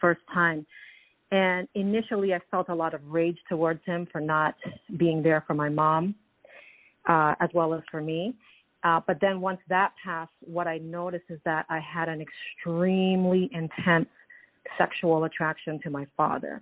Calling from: Toronto, Ontario, Canada; I'm calling from Toronto, Canada

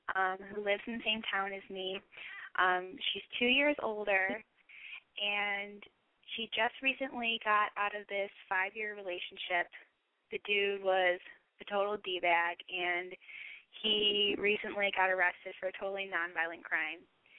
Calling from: Bloomington, Indiana, United States; I'm 20, and I'm calling from Bloomington, Indiana.

